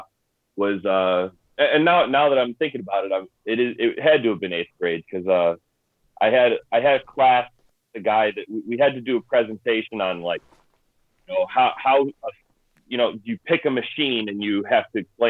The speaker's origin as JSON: {"language": "English", "town": "Lowell", "region": "Indiana", "country": "United States", "tie": "born or raised there", "also_born_or_lived": "Cedar Lake, Indiana", "said": "grew up in Lowell, went to high school in Lowell, I'm back in Lowell again"}